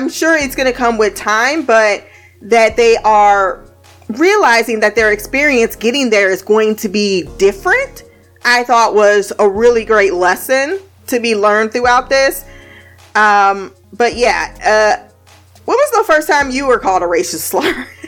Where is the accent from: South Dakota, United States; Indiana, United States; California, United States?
Indiana, United States; I came from Indiana where it was more looks. Like I felt more racial tension and Indiana, but in Ohio, for the most part